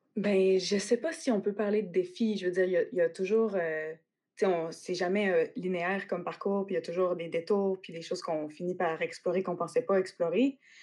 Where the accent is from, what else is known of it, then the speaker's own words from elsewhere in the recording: Quebec City, Quebec, Canada; also born or lived in Western Canada / Australia; j'ai grandi à Québec plus en ville